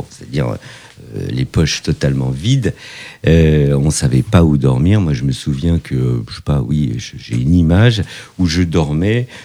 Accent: Morocco; born there; Et je suis né au Maroc le 16 octobre 1963.

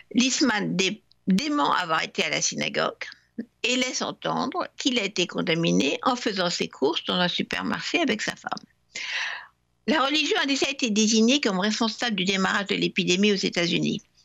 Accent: France; La religion a aussi joué un rôle chez nous en France

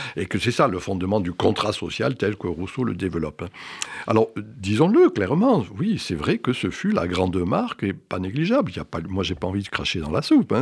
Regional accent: Graissessac, Cévennes, Occitania, France; moved away; also born or lived in Strasbourg; je viens d'un petit village des Cévennes qui s'appelle Grès-sac, qui était un village

